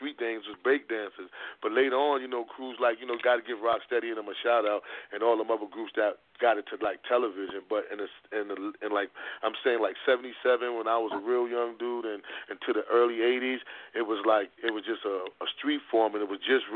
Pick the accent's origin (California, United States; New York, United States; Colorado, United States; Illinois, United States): New York, United States; New York City; I was born and raised on the Spanish side of Harlem, Spanish Harlem, and my family lived in Harlem all our lives